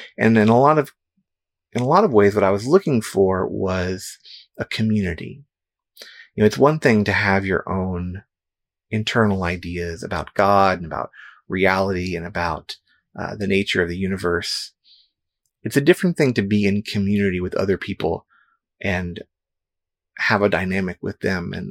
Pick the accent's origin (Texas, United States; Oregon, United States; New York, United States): Texas, United States; San Antonio; when I was growing up in San Antonio, Texas